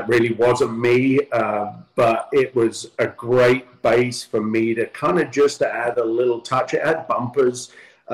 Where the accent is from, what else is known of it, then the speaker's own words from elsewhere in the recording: London, United Kingdom; moved away as an adult; now in Southern California, United States; growing up in London